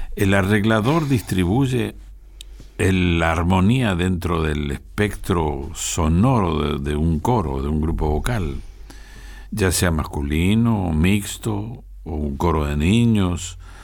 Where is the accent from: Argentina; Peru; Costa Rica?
Argentina